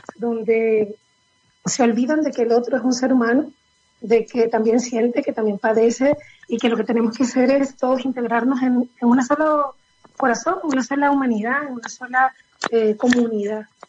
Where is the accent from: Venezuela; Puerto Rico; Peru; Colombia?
Venezuela; moved away as an adult; now in Chile; yo nací en Venezuela, ¿Ya? pero mi familia es de Chile